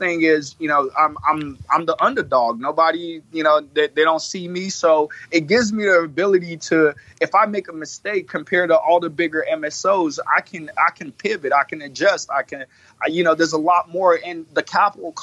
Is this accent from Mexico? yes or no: no; Illinois, United States; Illinois is my home state